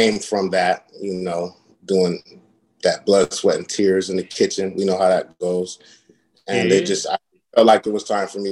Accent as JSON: {"language": "English", "town": "Akron", "region": "Ohio", "country": "United States", "also_born_or_lived": "Japan / Virginia Beach, Virginia", "moved": "as an adult", "lives_now": "West Palm Beach, United States", "said": "I'm originally from Akron, Ohio."}